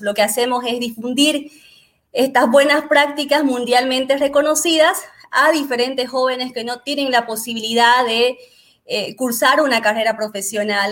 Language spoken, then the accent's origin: Spanish; Bolivia; soy boliviana